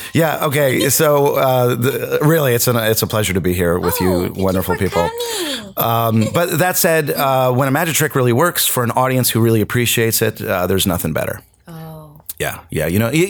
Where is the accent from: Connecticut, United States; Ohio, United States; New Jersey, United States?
Connecticut, United States; New Milford; also born or lived in Syracuse / North Carolina; now in Los Angeles, United States; I was born in Syracuse, New York. I grew up in New Milford, Connecticut. I spent most of my life in North Carolina, and I've been out here in L.A. for about 17 years now.